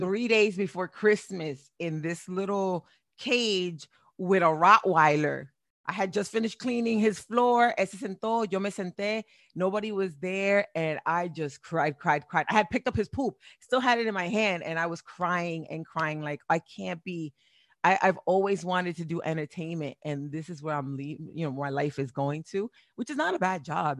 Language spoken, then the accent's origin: English; Perth Amboy, New Jersey, United States; moved away; also born or lived in Boston, Massachusetts / Florida; I was born in Boston, raised in Perth Amboy, New Jersey